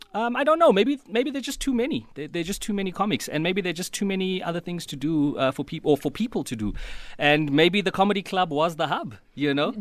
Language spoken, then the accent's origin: English; Mthatha, Eastern Cape, South Africa; moved away; I come from Umtata and, uh, it took me a while before I could fit